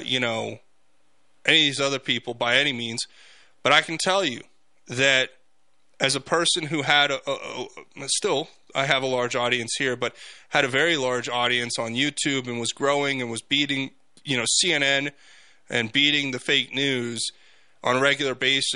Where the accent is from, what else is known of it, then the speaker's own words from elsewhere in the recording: United States; I'm an American